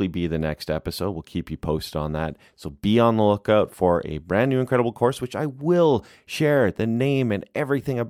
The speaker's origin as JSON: {"language": "English", "country": "Canada", "tie": "born or raised there", "moved": "yes", "lives_now": "California, United States", "said": "growing up in Canada"}